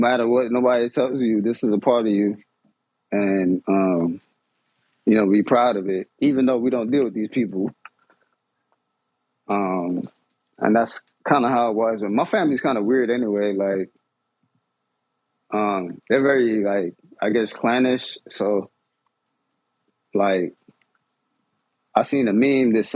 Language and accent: English; New York, United States; I grew up in New York